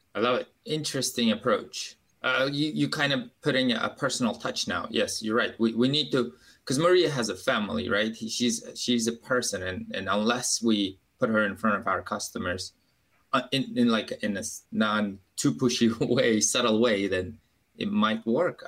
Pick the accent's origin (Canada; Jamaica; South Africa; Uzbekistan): Uzbekistan; English is a second language; moved away as an adult; now in Baltimore, United States; I'm an immigrant from Uzbekistan